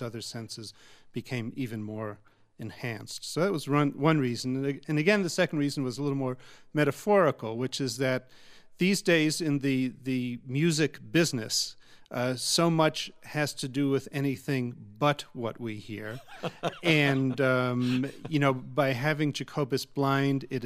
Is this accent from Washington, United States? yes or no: no; Long Island, New York, United States; We grew up on Long Island together